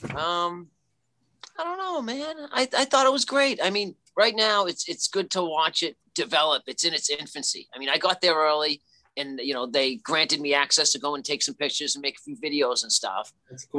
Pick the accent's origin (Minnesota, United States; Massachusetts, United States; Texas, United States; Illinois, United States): Massachusetts, United States; Lynn; I am from Lynn, Massachusetts